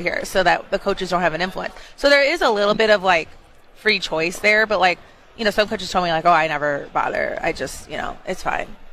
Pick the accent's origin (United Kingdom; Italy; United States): United States; Chicago, Illinois; I'm from Chicago